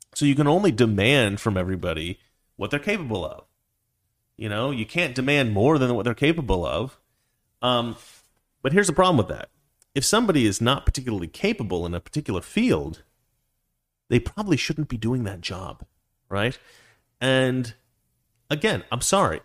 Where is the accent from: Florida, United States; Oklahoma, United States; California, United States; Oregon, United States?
Oregon, United States; I grew up in Oregon